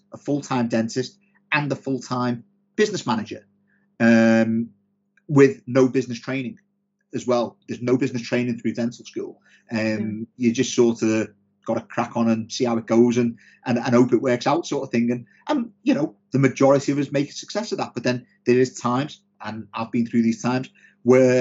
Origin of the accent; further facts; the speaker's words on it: Liverpool, North West England, United Kingdom; now in Sheffield, United Kingdom; I'm from Liverpool originally, but I live in Sheffield.